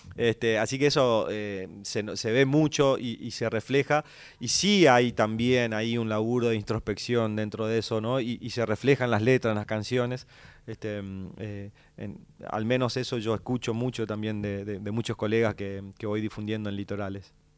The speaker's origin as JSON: {"language": "Spanish", "town": "Santo Tomé", "country": "Argentina", "tie": "born or raised there", "said": "el paisaje de mi pueblo, ¿no? Cuando vamos al barrio estación de, Santo Tomé"}